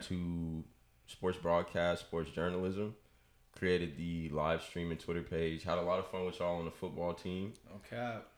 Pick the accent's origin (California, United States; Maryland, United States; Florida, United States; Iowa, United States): California, United States; Richmond; I am from Richmond. Like I said, went to high school at St. Mary's for two years and then came over to the dark side to Salesian with y'all boys